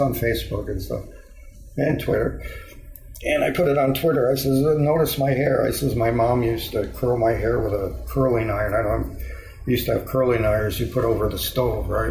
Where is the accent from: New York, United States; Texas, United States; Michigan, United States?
New York, United States; Endicott; moved away as an adult; now in San Diego, United States; growing up in Endicott, you know, I spent 24 years there.